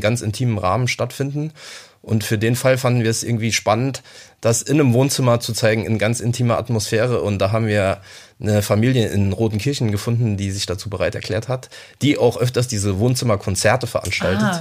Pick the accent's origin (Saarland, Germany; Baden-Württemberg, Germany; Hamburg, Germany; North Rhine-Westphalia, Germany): Saarland, Germany; in meiner Jugend im Saarland